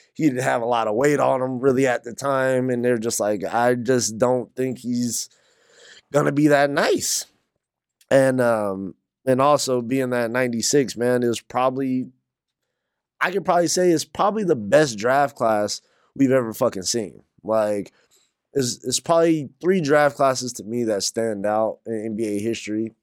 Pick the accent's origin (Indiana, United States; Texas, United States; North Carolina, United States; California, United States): North Carolina, United States; I'm from North Carolina.